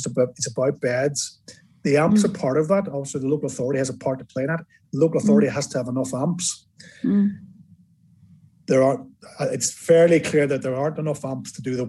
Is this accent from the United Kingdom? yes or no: yes; Northern Ireland, United Kingdom; now in England; I'm from Northern Ireland